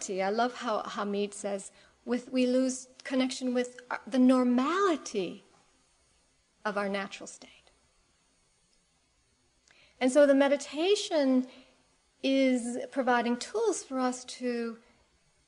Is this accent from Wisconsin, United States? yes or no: no; Cleveland, Ohio, United States; now in San Francisco, United States; I grew up in Cleveland, Ohio, in the Midwest, not so far away from here. And I haven't lived there for about 30 years